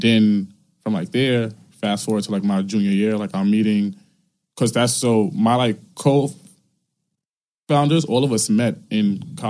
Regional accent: New York City, New York, United States; I grew up in Farragut Projects downtown mm-hmm. Brooklyn. You know, literally from like there is like, I went to like every single school that I went to was in Brooklyn.

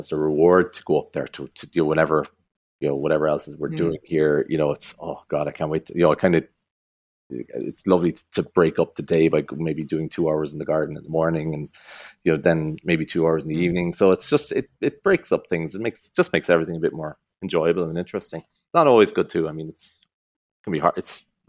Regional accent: United States; born there; moved away; So he left Sweden in the 1920s or something like that. And he emigrated to America. I was born in America. So we came here in the 80s.

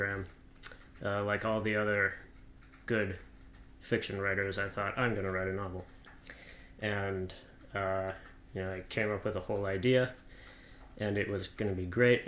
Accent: Ottawa, Ontario, Canada; moved away as an adult; now in United Kingdom; I'm from Ottawa, which is the capital of my home country, Canada. Moved over to the UK in April of 2016

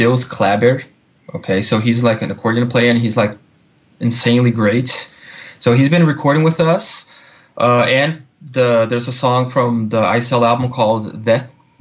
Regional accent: southern Brazil, Brazil; moved away as an adult; now in Los Angeles, United States; my home state is part of Brazil, the culture is closer to, you know, the culture of Uruguay and Argentina

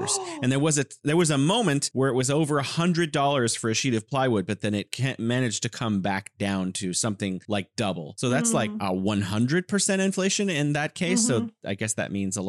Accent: California, United States; moved away as an adult; now in Wuhan, China; I'm originally from California. I'm living here in beautiful Wuhan, China

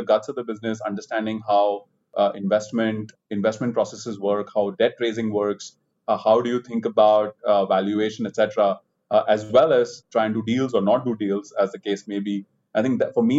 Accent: India; moved away as an adult; also born or lived in London; although I'm an Indian and, you know, I spent all my life in India, I never worked in India before

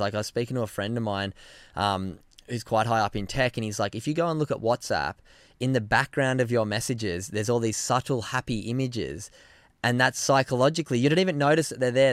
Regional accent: Narrabeen, New South Wales, Australia; moved away as an adult; also born or lived in Byron Bay; now in Gold Coast, Australia; where I grew up in Narrabeen

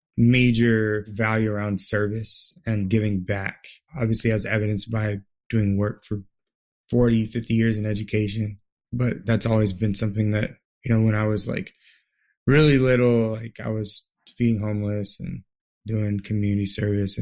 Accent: San Diego, California, United States; I grew up in San Diego, California

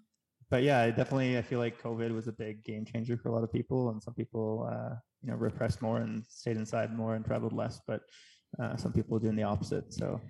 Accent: Kingston, Ontario, Canada; moved away as an adult; now in Mexico; I grew up in Ontario, in Kingston, Ontario.

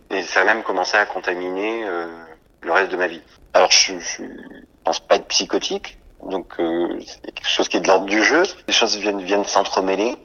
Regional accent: Toulouse, Occitania, France; moved away as an adult; also born or lived in Paris; now in Marseille, France; je suis né à Toulouse, où j'ai grandi.

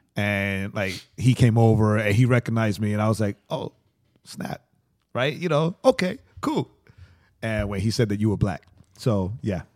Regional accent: Atlanta, Georgia, United States

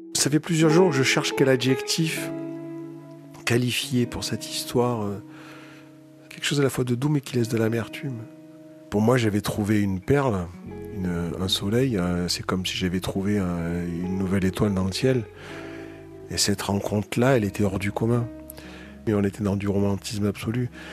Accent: Marseille, Provence-Alpes-Côte d'Azur, France; moved away as an adult; now in Paris, France; je viens de Marseille, où j'ai passé les 20 premières années de ma vie

